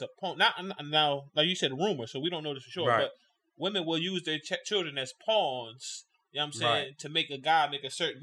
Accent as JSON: {"language": "English", "town": "Philadelphia", "region": "Pennsylvania", "country": "United States", "said": "I'm from Philly"}